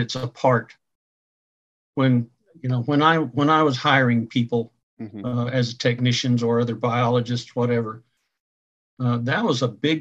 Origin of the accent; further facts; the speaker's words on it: North Texas, United States; moved away as an adult; also born or lived in Oklahoma; I grew up in North Texas